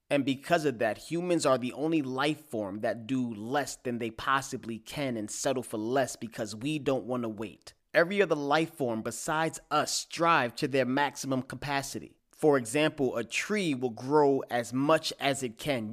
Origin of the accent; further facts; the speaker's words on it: New York City, New York, United States; I am from Staten Island, New York.